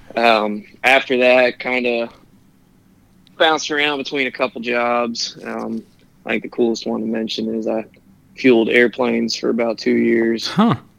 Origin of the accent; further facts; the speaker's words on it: Cincinnati, Ohio, United States; also born or lived in Indianapolis, Indiana; I'm from Cincinnati well, technically, I was born in Indianapolis, moved here when I was seven